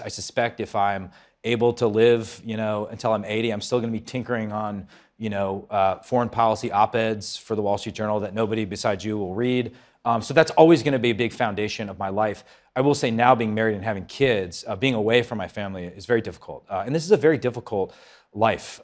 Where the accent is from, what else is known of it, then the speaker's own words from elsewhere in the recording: Wisconsin, United States; my home state